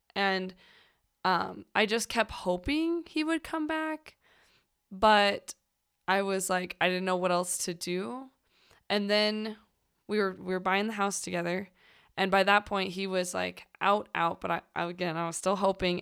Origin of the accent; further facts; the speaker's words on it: St. Louis, Missouri, United States; moved away; I'm originally from Saint Louis